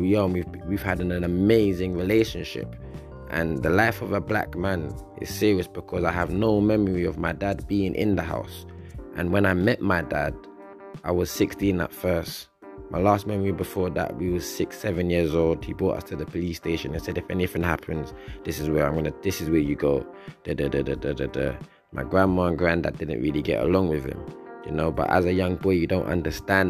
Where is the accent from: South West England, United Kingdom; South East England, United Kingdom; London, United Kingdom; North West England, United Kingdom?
London, United Kingdom; I grew up on a council estate in West London, started off in Northwest London in the United Kingdom.